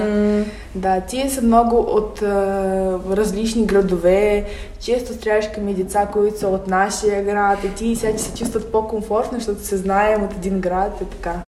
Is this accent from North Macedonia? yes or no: no; Odesa, Odesa Oblast, Ukraine; Bulgarian is a second language; moved away as an adult; now in Sofia, Bulgaria